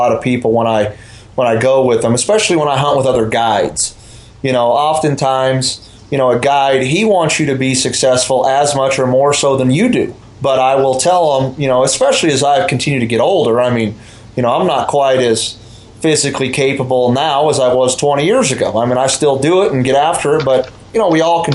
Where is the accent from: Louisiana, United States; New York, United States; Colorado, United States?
Colorado, United States; right here in the state that I grew up in Colorado